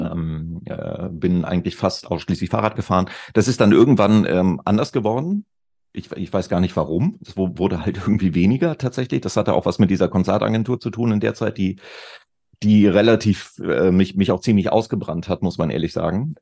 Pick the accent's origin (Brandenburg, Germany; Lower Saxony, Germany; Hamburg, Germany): Lower Saxony, Germany; Celle; in meiner Heimatstadt, in der Stadt, in der ich aufgewachsen bin, Celle in Niedersachsen, nördlich von Hannover